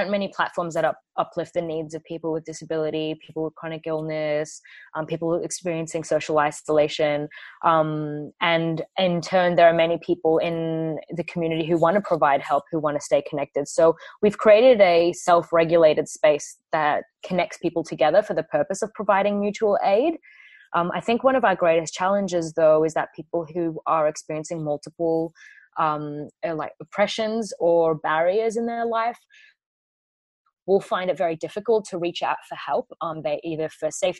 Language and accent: English; Kurdish from Iraq, Kurdistan Region, Iraq; now in Australia; I'm a former refugee. I'm Kurdish from Iraq